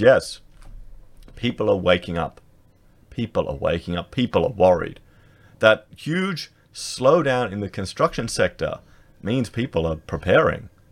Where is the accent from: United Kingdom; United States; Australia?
Australia